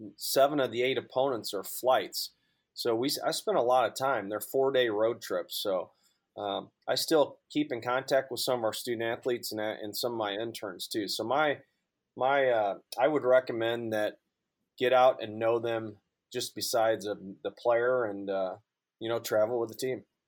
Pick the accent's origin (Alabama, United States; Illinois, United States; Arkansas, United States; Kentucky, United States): Illinois, United States; just outside of St. Louis, Southern; also born or lived in Durham, North Carolina; now in St. Louis, United States; I'm born and raised in Southern Illinois, just outside of St. Louis